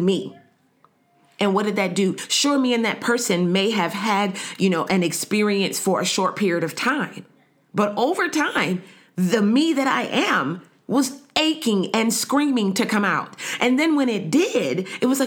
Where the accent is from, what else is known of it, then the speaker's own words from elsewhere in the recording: United States; now in Canada; Me being an American living in Canada